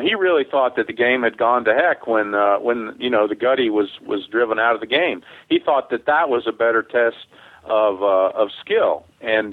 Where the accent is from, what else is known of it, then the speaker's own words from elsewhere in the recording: Southern Pines, North Carolina, United States; also born or lived in Pinehurst, North Carolina; I grew up in uh, Southern Pines, North Carolina. I was born in Pinehurst at the hospital there